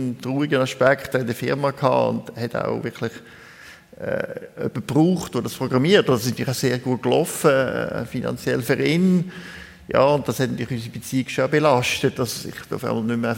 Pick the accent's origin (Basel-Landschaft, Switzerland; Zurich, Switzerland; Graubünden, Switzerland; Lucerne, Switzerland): Lucerne, Switzerland; ich bin in Luzern aufgewachsen und der erste Psychotherapeut, den ich da als Teenager hatte, der war katholischer Priester